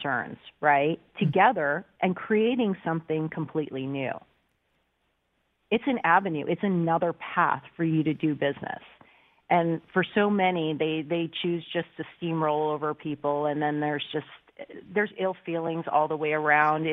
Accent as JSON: {"language": "English", "country": "United States", "tie": "born or raised there", "said": "I was born in the States"}